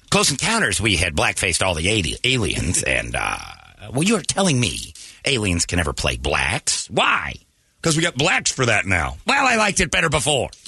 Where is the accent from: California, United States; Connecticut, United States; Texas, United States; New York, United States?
California, United States; Hollywood; that was against the times that I grew up in Hollywood.